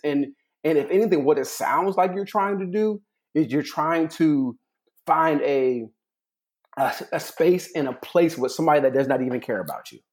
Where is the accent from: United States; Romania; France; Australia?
United States; California; I'm from California